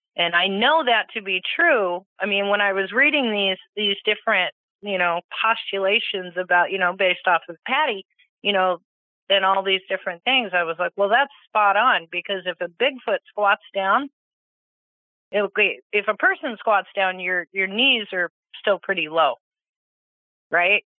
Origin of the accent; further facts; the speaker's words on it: Petaluma, California, United States; I was born in California. My parents lived in, I believe, Petaluma.